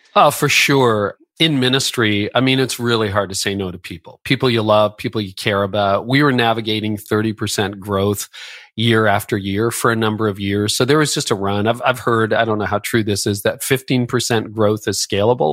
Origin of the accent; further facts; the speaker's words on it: Canada; I'm Canadian.